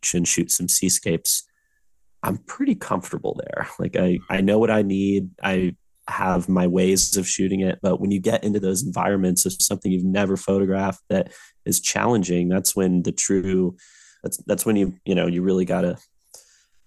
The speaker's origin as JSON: {"language": "English", "town": "San Diego", "region": "California", "country": "United States", "tie": "born or raised there", "said": "I grew up by the coast. I grew up here in San Diego"}